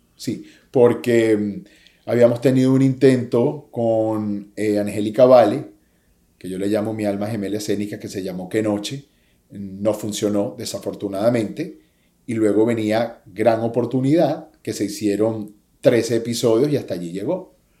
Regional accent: Venezuela; moved away as an adult; now in United States; Me vine aquí a mis 21 años después de haber estado en la cima del éxito en mi país

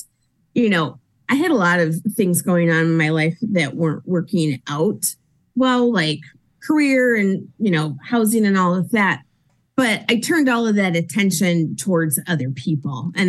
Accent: United States; I'm American

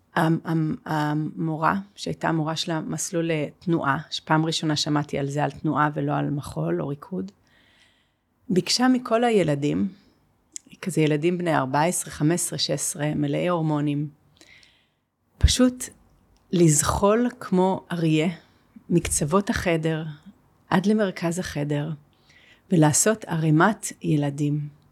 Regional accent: Jerusalem, Jerusalem District, Israel; אני גם גדלתי בירושלים

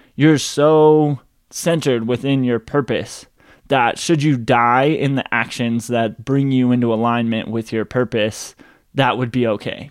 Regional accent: Boulder, Colorado, United States; I grew up in Boulder, Colorado

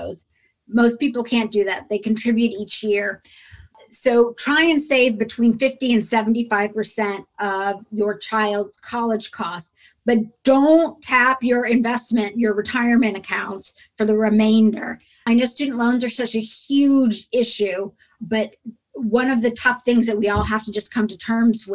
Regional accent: Indiana, United States; I grew up in Indiana

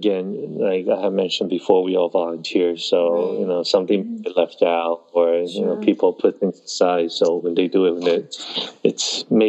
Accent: Taiwan; born there; Yeah, I was born in Taiwan.

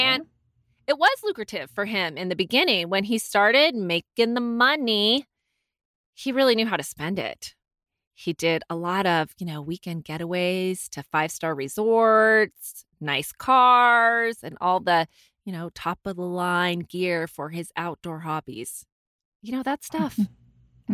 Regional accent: Ventura, California, United States; also born or lived in Ojai, California; when we grew up in Ventura, everyone wants to work for Patagonia

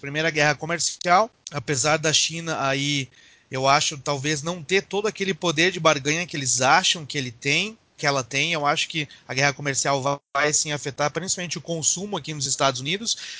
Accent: Brazil; now in United States; mas nós somos brasileiros

